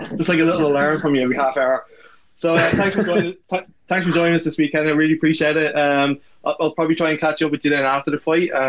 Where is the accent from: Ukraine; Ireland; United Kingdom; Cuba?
Ireland; we're Irish people.